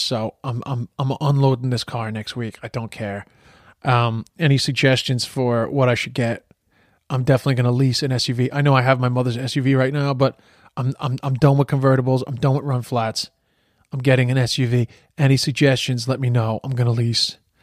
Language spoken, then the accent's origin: English; United States; moved away; I'm from the States